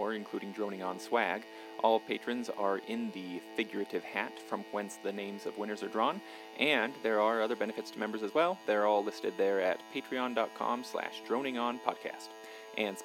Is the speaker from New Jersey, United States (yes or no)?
no; Payson, Utah, United States; I grew up down in Payson